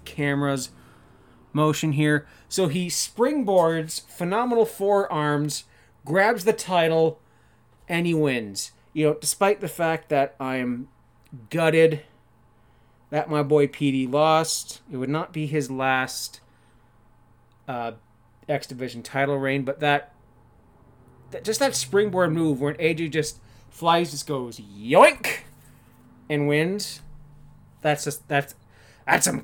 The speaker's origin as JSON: {"language": "English", "country": "Canada", "said": "I'm Canadian. It's my civic duty as a Canadian"}